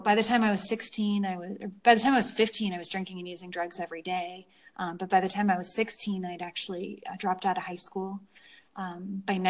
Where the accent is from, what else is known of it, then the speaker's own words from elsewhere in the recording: San Francisco, California, United States; I grew up in California in San Francisco